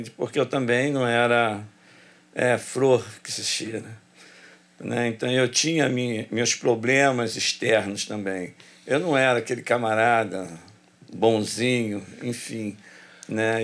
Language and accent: Portuguese; Rio de Janeiro, Brazil; also born or lived in Jacarezinho, Rio de Janeiro; eu nasci no Jacarezinho e me criei no Complexo do Alemão